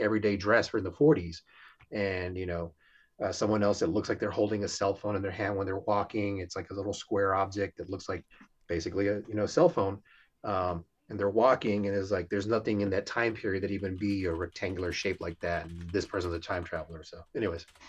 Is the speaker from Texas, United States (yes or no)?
yes; Houston, Texas, United States; I'm from Houston